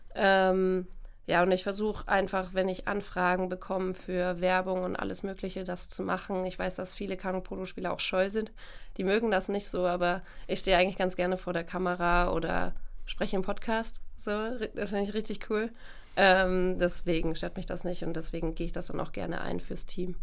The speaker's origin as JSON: {"language": "German", "town": "Coburg", "region": "Bavaria", "country": "Germany", "tie": "born or raised there", "moved": "yes", "lives_now": "Cologne, Germany", "said": "ich komme eigentlich aus Bayern"}